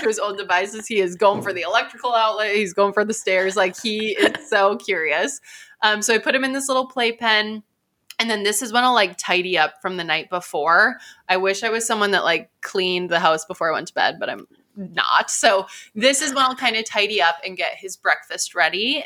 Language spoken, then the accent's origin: English; Midwest, United States; I'm from the Midwest.